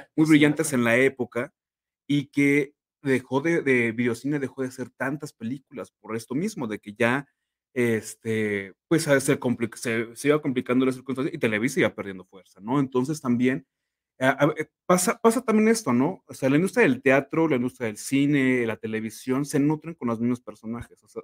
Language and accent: Spanish; Mexico; aquí en México